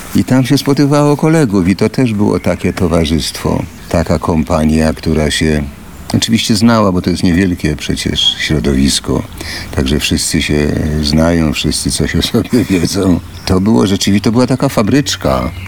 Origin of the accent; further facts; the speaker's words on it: Warsaw, Masovian Voivodeship, Poland; also born or lived in Łódź; mieszkaliśmy w Warszawie po, po, po, po krótkim pobycie w Łodzi